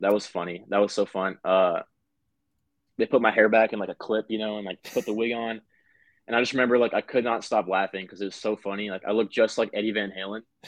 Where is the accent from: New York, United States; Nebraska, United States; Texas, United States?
Nebraska, United States; Omaha; we're from Omaha, Nebraska